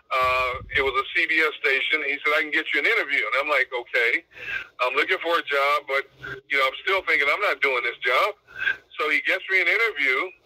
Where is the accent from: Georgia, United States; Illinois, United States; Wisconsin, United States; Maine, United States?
Wisconsin, United States; Milwaukee; moved away as an adult; also born or lived in California / San Diego / Pittsburgh; now in Philadelphia, United States; he was from my hometown, Milwaukee. He was from South Milwaukee. I was from North Milwaukee.